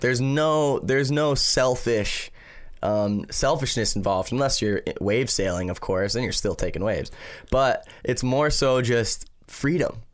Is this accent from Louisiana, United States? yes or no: no; Maui, Hawaii, United States; growing up on Maui